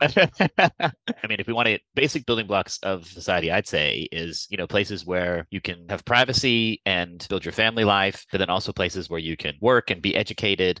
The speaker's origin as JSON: {"language": "English", "country": "United States", "accent": "American", "moved": "as an adult", "lives_now": "Copenhagen, Denmark", "said": "i'm obviously american you can hear from my accent i've been living and working in copenhagen for 20 years"}